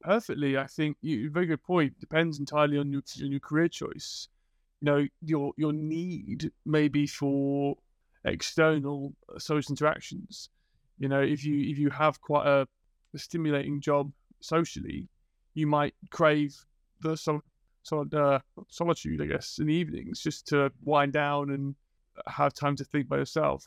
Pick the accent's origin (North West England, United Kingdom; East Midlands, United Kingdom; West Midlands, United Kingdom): North West England, United Kingdom; Liverpool; I grew up in Liverpool